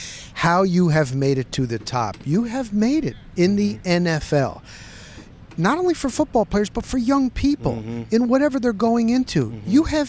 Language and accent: English; North Carolina, United States; I'm like, because, man, I'm from North Carolina.